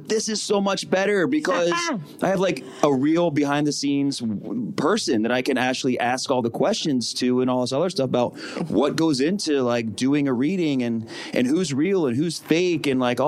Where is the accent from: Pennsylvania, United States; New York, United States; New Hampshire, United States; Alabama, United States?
Pennsylvania, United States; Philadelphia; I'm from Philly